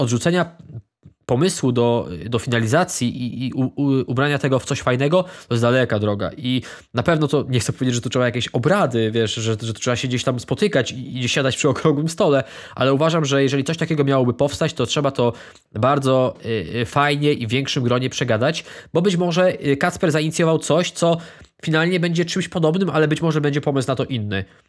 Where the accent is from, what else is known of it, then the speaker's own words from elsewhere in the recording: Ostrów Wielkopolski, Greater Poland, Poland; ja również jestem z Ostrowa